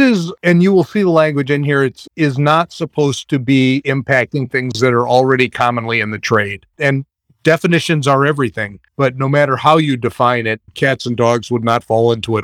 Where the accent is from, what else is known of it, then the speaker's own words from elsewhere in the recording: Madison, Wisconsin, United States; I grew up in Madison in Wisconsin